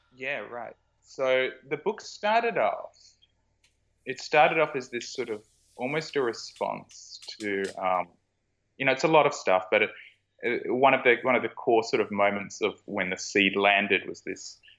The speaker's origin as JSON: {"language": "English", "country": "Australia"}